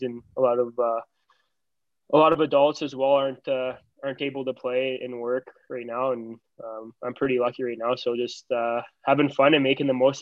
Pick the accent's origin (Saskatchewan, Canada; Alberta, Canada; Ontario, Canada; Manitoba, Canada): Ontario, Canada; Brampton; I'm from Brampton, Ontario. Played with a Brampton Battalion from the AAA team from 7 years old till, I want to say 12 or 13 years old.